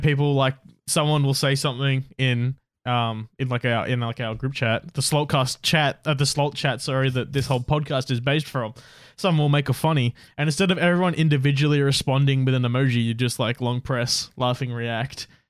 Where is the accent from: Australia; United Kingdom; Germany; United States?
Australia; we're Australian